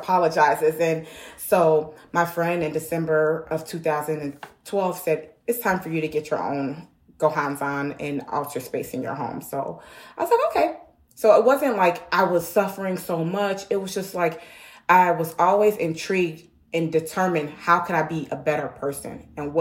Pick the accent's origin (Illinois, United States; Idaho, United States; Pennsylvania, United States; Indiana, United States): Illinois, United States; Chicago; I'm from Chicago, Illinois